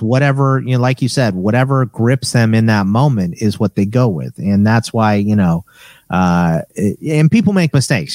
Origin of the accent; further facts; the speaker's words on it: Katy, Texas, United States; now in Arizona, United States; I'm originally from Katy, Texas